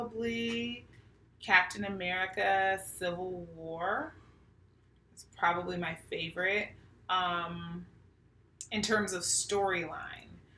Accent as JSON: {"language": "English", "town": "Pittsburgh", "region": "Pennsylvania", "country": "United States", "tie": "born or raised there", "moved": "yes", "lives_now": "Sacramento, United States", "said": "I was born and raised in Pittsburgh, Pennsylvania"}